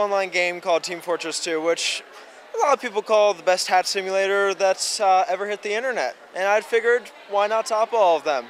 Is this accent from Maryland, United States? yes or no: yes; Catonsville, Maryland, United States; I'm actually from Maryland, right over in Catonsville. So I live pretty close, short commute.